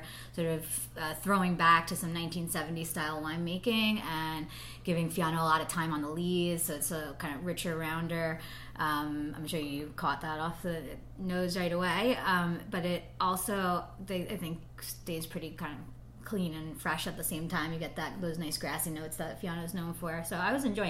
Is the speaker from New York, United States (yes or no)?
yes; Long Island, New York, United States; moved away as an adult; also born or lived in Upper East Side, New York City / Italy / California; I'm really from Long Island